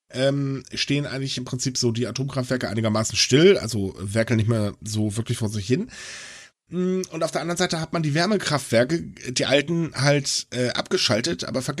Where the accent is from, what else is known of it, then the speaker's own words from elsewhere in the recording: Germany; bei uns in Deutschland sagen alle, es geht nicht.